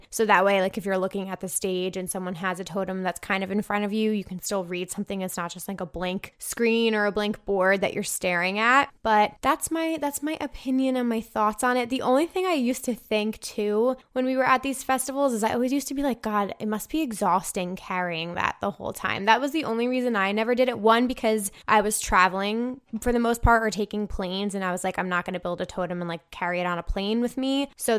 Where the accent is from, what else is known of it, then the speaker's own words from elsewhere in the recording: Michigan, United States; I'm from Michigan, where Electric Forest is held, so I have a ton of friends that go